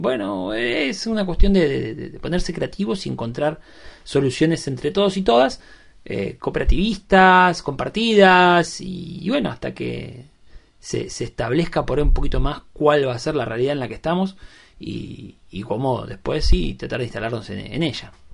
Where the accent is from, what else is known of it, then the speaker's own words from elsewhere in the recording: Berazategui, Buenos Aires Province, Argentina; soy de Verazatei, eh, capital nacional del vidrio.